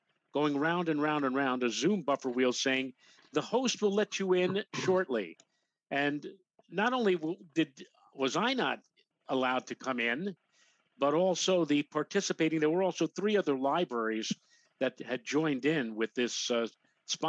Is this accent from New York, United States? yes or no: yes; New York City, New York, United States; when I was growing up in Throgs Neck